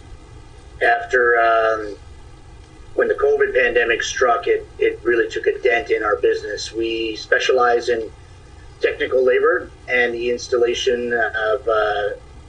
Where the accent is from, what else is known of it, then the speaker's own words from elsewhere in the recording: Stephenville, Newfoundland and Labrador, Canada; moved away as an adult; also born or lived in Toronto, Ontario; I'm from Stephenville, Newfoundland. Relocated to Toronto in 2004, where I lived for 16 years, returning to Stephenville in December 2020